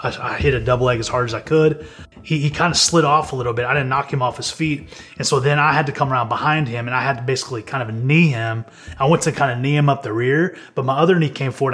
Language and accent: English; Amarillo, Texas, United States; I'm from Amarillo, Texas